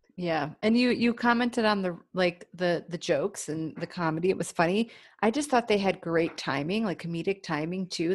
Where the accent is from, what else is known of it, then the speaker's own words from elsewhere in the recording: Cleveland, Ohio, United States; now in Los Angeles, United States; we're both from Cleveland